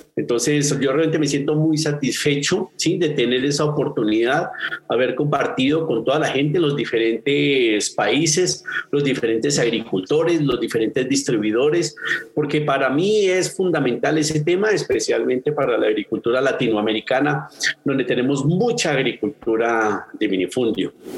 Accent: Colombia; soy colombiano

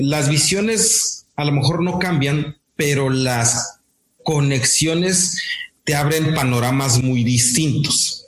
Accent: Morelos, Mexico; now in Monterrey, Mexico; soy del estado de Morelos, actualmente radico en, Monterrey

